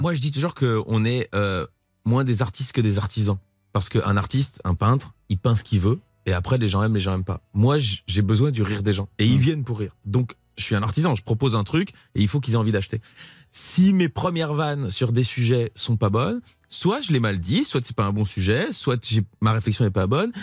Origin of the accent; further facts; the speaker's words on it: Belgium; now in France; je suis belge.